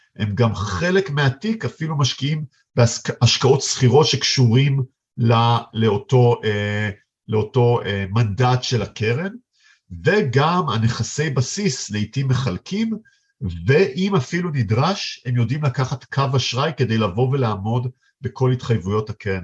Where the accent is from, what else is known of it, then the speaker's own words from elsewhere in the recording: Israel; בתור ישראלים